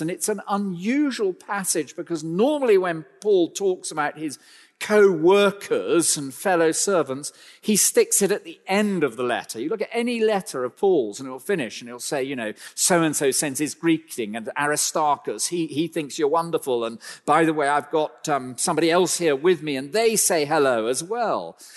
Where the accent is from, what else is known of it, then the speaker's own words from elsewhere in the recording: United Kingdom; I'm a British citizen